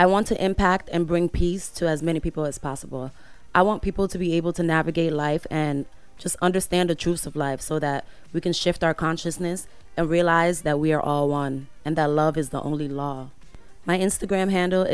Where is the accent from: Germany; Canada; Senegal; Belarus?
Senegal; moved away as an adult; now in Los Angeles, United States; I'm from Senegal. I go there very often to create, and I love growing up there.